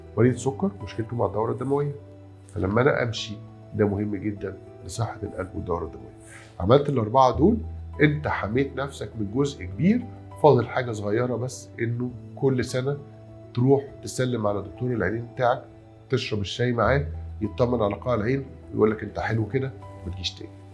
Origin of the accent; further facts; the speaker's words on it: Egypt; إحنا كلنا كمصريين بما فيهم أنا